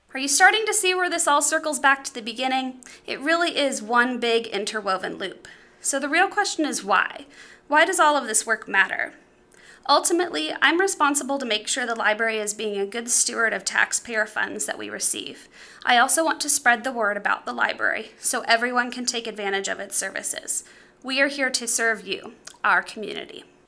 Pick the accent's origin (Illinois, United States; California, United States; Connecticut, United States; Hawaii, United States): Illinois, United States; Clinton; serving my hometown